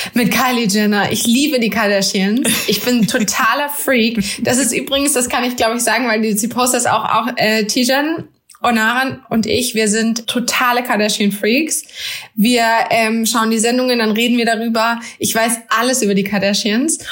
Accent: Germany; bin in Deutschland geboren

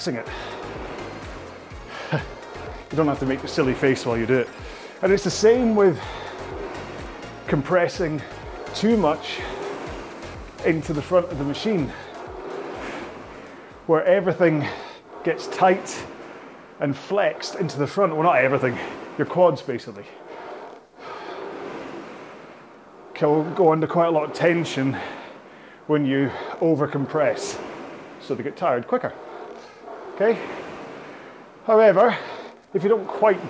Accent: Scotland, United Kingdom; I'm Scottish

